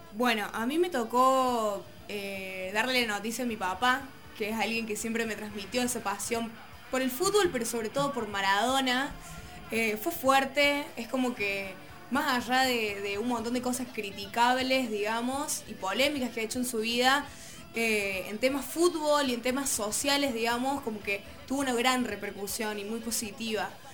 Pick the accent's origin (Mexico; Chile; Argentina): Argentina; nos unió como argentinos